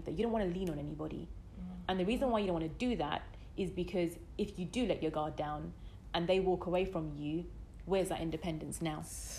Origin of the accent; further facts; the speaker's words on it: United Kingdom; I'm as British as can be.